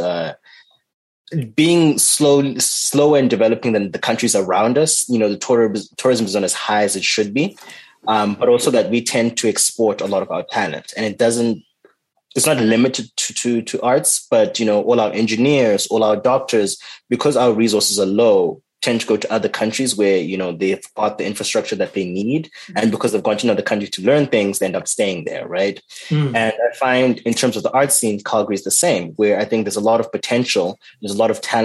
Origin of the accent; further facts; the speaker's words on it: Zimbabwe; now in Canada; being from Zimbabwe